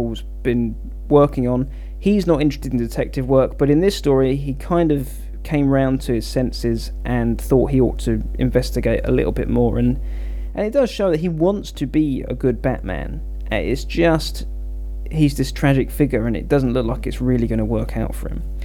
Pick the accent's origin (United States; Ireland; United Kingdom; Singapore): United Kingdom; England; my home country of England